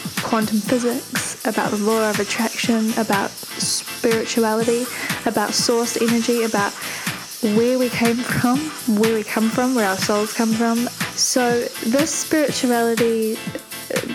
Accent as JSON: {"language": "English", "region": "Auckland", "country": "New Zealand", "tie": "born or raised there", "said": "I grew up in Auckland in New Zealand"}